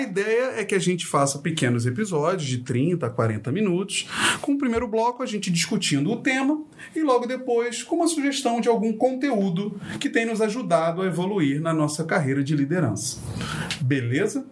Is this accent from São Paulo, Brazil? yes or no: no; Rio de Janeiro, Brazil; eu sou carioca